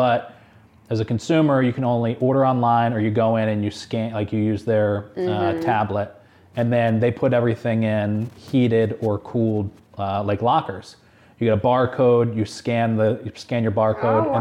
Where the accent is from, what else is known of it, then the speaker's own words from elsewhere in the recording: Syracuse, New York, United States; also born or lived in Central Texas; I grew up in Syracuse